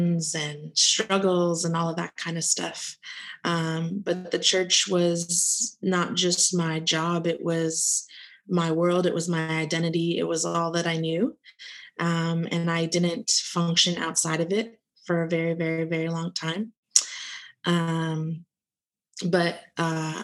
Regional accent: South Florida, United States; I'm from South Florida. Beautiful place that, you know, I live where you vacation

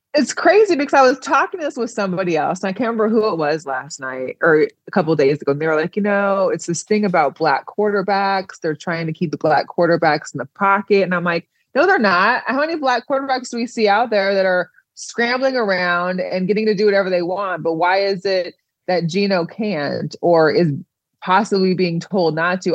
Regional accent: Seattle, Washington, United States; I'm from Seattle

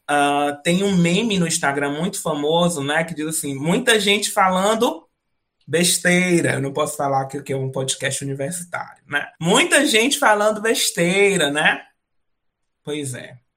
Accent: Northeast Brazil, Brazil; eu sou nordestina, aqui no Nordeste vira e mexe a gente fala um ditado

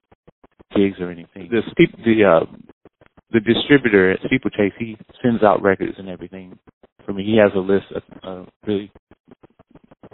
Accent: High Point, North Carolina, United States; moved away as an adult; now in Boston, United States; High Point, the hometown that I'm from

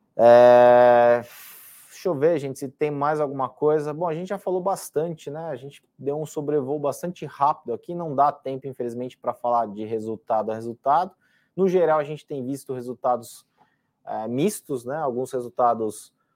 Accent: São Paulo, Brazil; meu pai é espanhol e eu estudei num colégio espanhol aqui em São Paulo, então diria que é a minha segunda língua é espanhol, porque convivi com ela durante quase 15 anos

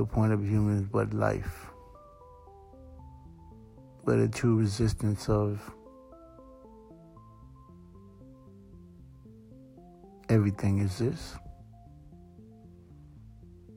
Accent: Broward County, South Florida, United States; also born or lived in Haiti / Georgia / New York; I was born in South Florida, Broward County to be exact. At 6 months old, I was I took a trip to IET. From there, I stayed till I was 8. From 8, I was sent back home, I guess, to Broward County. Spent pretty much the first 18 years directly living

